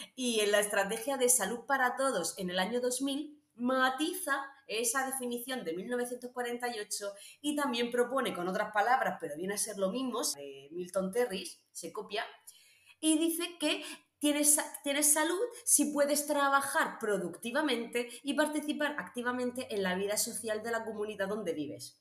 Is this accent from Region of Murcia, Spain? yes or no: yes; Region of Murcia, Spain